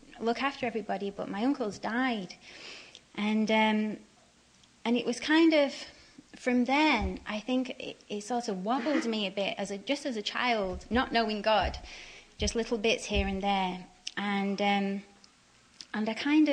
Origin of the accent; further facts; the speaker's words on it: Radcliffe, North West England, United Kingdom; moved away; also born or lived in Manchester; I come from England, and I was brought up in the northwest of England in a little town called Radcliffe.